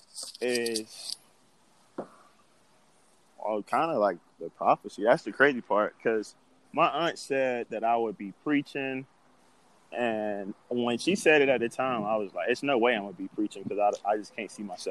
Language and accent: English; Florida, United States; moved away as an adult; now in Fargo, United States; I was just from Florida